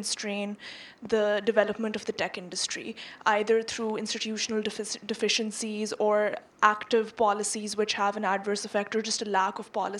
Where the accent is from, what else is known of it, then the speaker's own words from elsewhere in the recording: Lahore, Punjab, Pakistan; moved away as an adult; now in United States; I grew up in Lahore, Pakistan, and I'm currently in the US doing my undergraduate education.